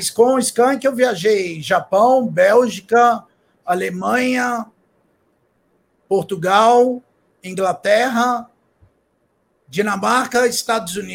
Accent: Brazil; eu vim do Brasil, sou pai de família, tô aqui trabalhando

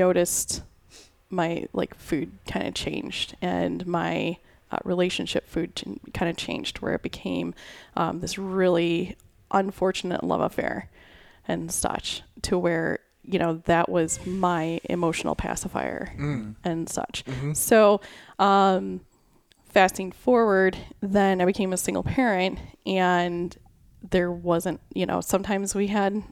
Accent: Chicago, Illinois, United States; my family, so we grew up in the Chicagoland area

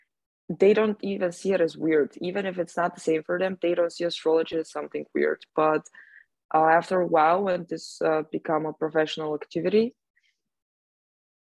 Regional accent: Bulgaria; now in Austria; I am from Bulgaria, but I am in Austria right now.

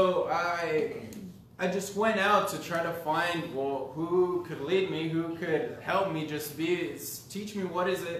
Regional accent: Los Angeles, California, United States; I grew up in Southern California, LA area, just like the outskirts

